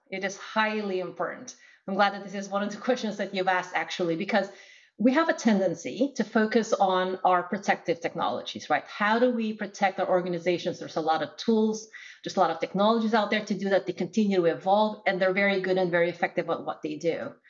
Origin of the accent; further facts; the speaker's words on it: Philippines; now in United States; So, I'm originally from the Philippines. I uh, moved to the US for college.